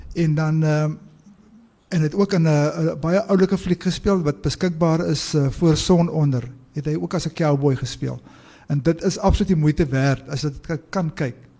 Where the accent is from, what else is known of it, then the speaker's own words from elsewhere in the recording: South Africa; ons Suid-Afrikaners se geskiedenis